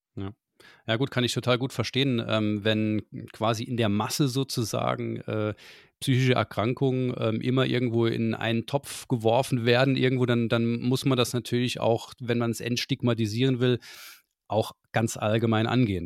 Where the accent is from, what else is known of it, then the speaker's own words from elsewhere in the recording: Saarland, Germany; Ich bin Saarländer durch und durch